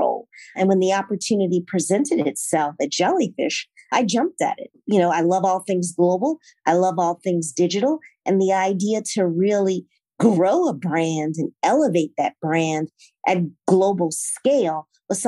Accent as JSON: {"language": "English", "town": "Morganza", "region": "Louisiana", "country": "United States", "tie": "born or raised there", "moved": "yes", "said": "I grew up in Pointe-Coupee Parish, very small town, went to Catholic school."}